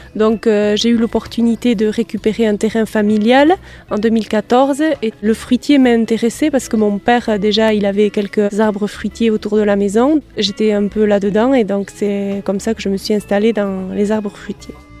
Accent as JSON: {"language": "French", "town": "Macaye", "region": "Nouvelle-Aquitaine", "country": "France", "tie": "born or raised there", "said": "je suis de Macaï, je suis née à Macaï, j'ai grandi à Macaï"}